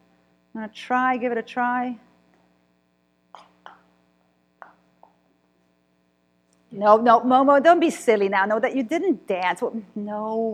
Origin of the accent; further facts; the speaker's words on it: Cluj-Napoca, Cluj County, Romania; born there; I was born in Kolozsvár, Cluj, Romania, right? So the part of Transylvania, of Romania that used to belong to the Austro-Hungarian Empire. So I was born in Transylvania.